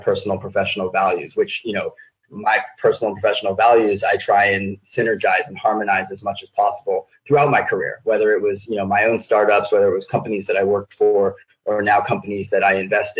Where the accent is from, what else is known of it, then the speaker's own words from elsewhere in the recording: New York City, New York, United States; moved away as an adult; now in San Diego, United States; when I moved to San Diego from New York City, where, you know, I come from